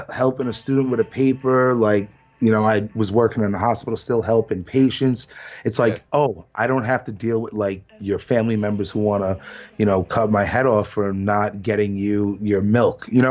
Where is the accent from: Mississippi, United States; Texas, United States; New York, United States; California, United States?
New York, United States; New York City; I'm from Brooklyn